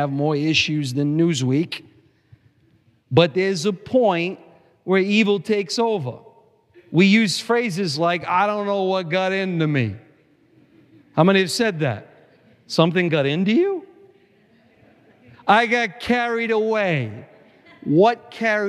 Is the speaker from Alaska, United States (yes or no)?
no; Providence, Rhode Island, United States; I grew up in Providence.